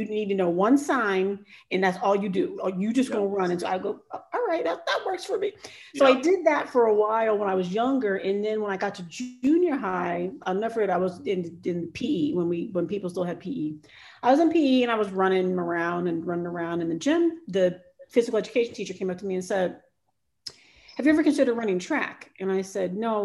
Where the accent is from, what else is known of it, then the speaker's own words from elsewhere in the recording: Cincinnati, Ohio, United States; I was born and raised in Cincinnati, Ohio.